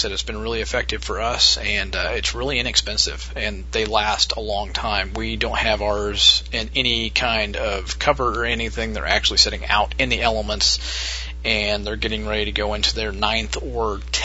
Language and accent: English; Midwest, United States; my hometown. We have what's called a Rural King, which is a pretty big farm store here in the Midwest